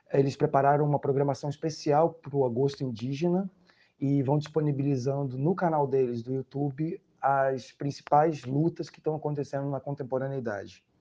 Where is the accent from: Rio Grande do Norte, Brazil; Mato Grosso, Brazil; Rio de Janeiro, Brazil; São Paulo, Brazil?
Rio de Janeiro, Brazil; sou indígena em contexto urbano, nascido e criado no Rio de Janeiro